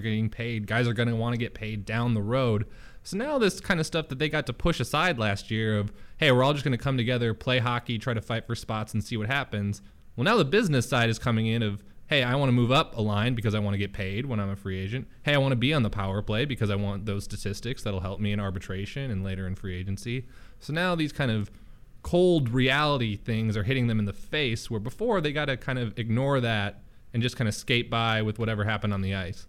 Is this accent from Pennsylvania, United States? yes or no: no; Minnesota, United States; moved away; I'm from Minnesota.